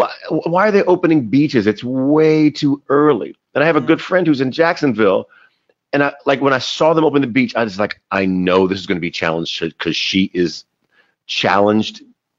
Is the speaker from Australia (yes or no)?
no; South China, China; accent: Chinese; But okay. To be fair, I am from South China.